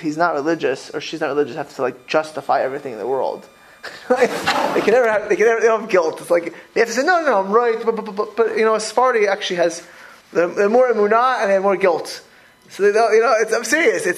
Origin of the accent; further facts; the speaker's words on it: Florida, United States; I grew up in Florida